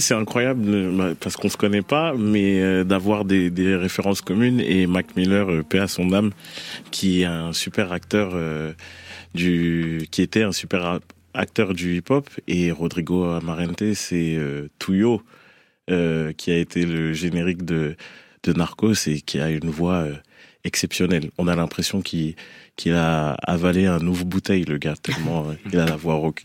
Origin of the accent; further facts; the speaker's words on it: Boulogne-Billancourt, Île-de-France, France; je viens de, de Boulogne-Billancourt